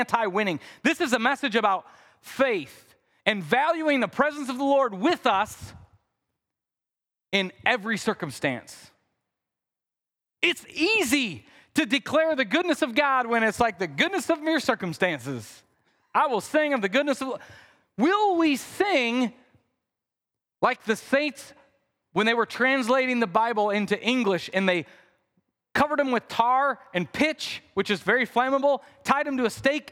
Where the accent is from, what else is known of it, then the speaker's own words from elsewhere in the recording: Midwest, United States; I'm from the Midwest. I say things like root.